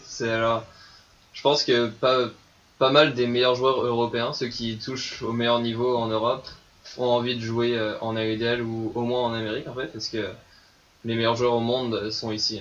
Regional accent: eastern France, France; moved away as an adult; now in Montreal, Canada; là d'où je viens en France, j'habitais à la mer qui dans l'est de la France

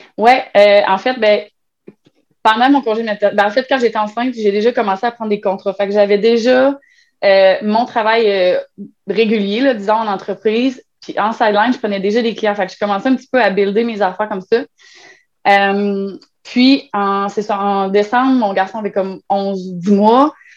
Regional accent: Trois-Rivières, Quebec, Canada; Moi, je viens de Trois-Rivières

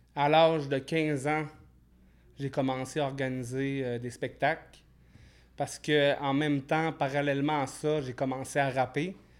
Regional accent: Alma, Quebec, Canada; À Alma, au Saint-Lac-Saint-Jean

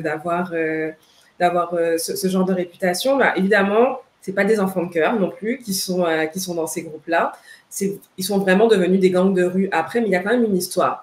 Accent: Guadeloupe; now in Montreal, Canada; je suis de la Guadeloupe

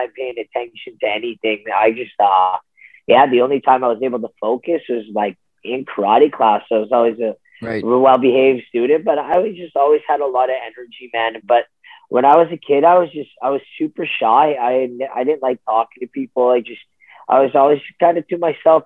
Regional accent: Ottawa, Ontario, Canada; I'm from Ottawa, Ontario.

